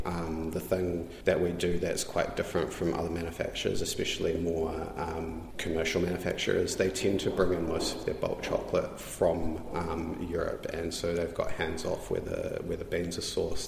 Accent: New Zealand; I'm tangata whenua, um, I'm Māori

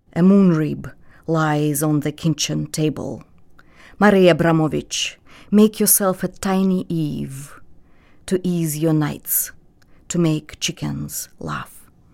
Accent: Belarus; first language Russian; English is a second language; moved away as an adult; now in United States; I grew up in a Russian-speaking family, which is very common for, uh, somebody like me born in, um, nineteen eighty-one in the Soviet Union, in a small provincial republic

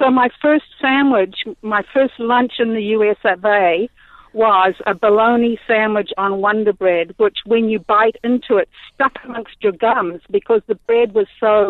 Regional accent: New Zealand; moved away as an adult; also born or lived in United States; Well, I lived in the US from 1968 through to 2002. I'm a New Zealander with an American citizenship.

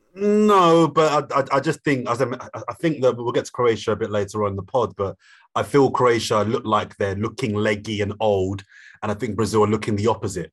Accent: London, United Kingdom; I'm from South London

